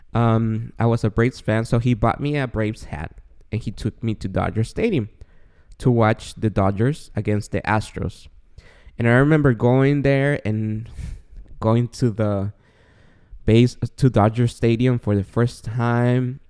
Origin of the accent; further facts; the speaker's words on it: Guatemala; also born or lived in San Gabriel Valley, California; now in Claremont, United States; I was born and raised in Guatemala